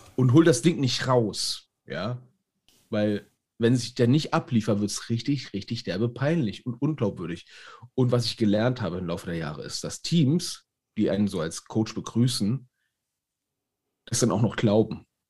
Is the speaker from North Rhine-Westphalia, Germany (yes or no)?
no; Berlin, Germany; Ich als Berliner